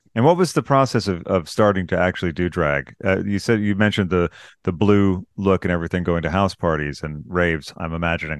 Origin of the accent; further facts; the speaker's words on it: United States; I'm American